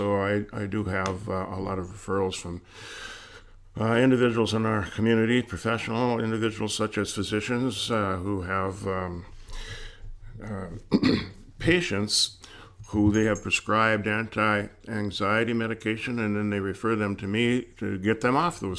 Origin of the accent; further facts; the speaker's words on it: Cloquet, Minnesota, United States; I grew up in Cloquet, Minnesota, and I played hockey and football there